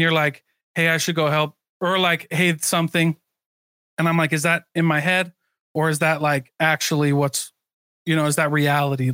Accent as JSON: {"language": "English", "region": "Iowa", "country": "United States", "tie": "born or raised there", "moved": "yes", "lives_now": "Utah, United States", "said": "I grew up in Iowa, and it's very different"}